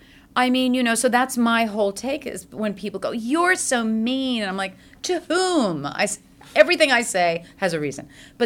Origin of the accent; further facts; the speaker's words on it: New York City, New York, United States; also born or lived in French Switzerland; I am from New York City